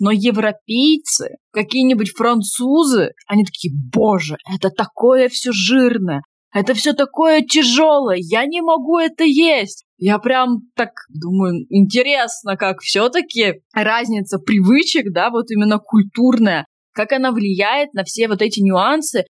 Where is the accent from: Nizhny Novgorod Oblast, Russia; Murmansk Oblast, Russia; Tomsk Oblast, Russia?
Tomsk Oblast, Russia; Tomsk; moved away; я тоже из Томска